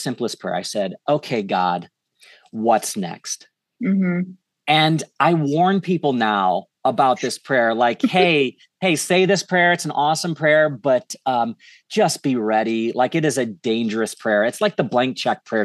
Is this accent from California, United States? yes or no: no; St. Louis, Missouri, United States; moved away as an adult; moved back to St. Louis, which is where I'm at now. It's my hometown